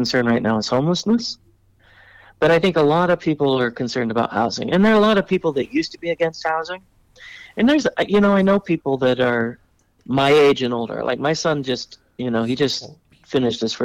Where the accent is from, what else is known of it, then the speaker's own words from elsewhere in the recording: El Segundo, California, United States; now in Ventura, United States; I was born and raised in El Segundo, but I've been here for about 20 years